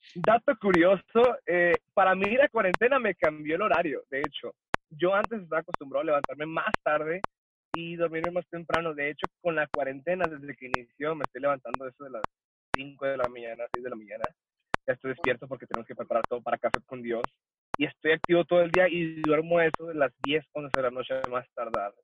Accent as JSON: {"language": "Spanish", "town": "El Paso", "region": "Texas", "country": "United States", "tie": "born or raised there", "also_born_or_lived": "Ciudad Juárez, Chihuahua, Mexico / California / Nogales, Sonora, Mexico", "moved": "as an adult", "lives_now": "Mexico", "said": "yo soy nacido en Ciudad Juárez, Chihuahua, la mejor ciudad del mundo, aunque no crecí ahí. Este, probablemente a la edad de los cinco años, mi familia se mueve a la ciudad del Paso, Texas"}